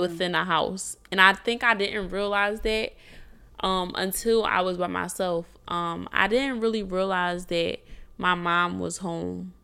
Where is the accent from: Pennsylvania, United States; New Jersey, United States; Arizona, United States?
Pennsylvania, United States; Philadelphia; moved away as an adult; now in Houston, United States; I'm from Philly, and in Philly, I had, um, I don't wanna say I, I was somebody, but, like, I am somebody, but I had businesses established